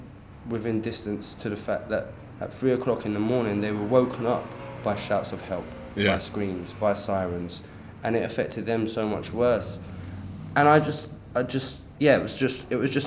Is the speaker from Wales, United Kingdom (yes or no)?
no; London, United Kingdom; also born or lived in North Kensington (W10), London; I grew up in Chelsea, right? But I grew up in a council house.